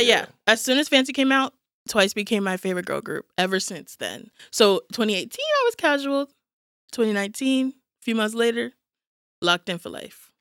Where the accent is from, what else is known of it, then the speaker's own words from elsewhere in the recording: New York City, New York, United States; now in Georgia, United States; am from New York originally